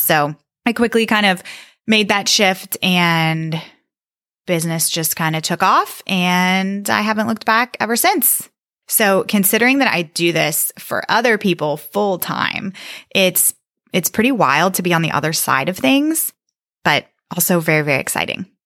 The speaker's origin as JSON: {"language": "English", "region": "Northern Virginia", "country": "United States", "said": "I am from Northern Virginia"}